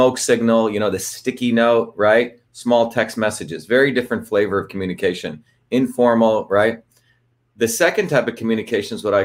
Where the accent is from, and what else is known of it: New Jersey, United States; born or raised there